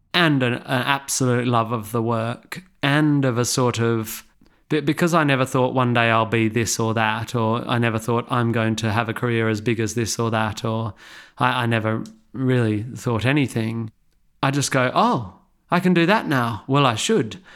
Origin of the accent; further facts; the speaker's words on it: Perth, Western Australia, Australia; moved away as an adult; now in England; I grew up in Perth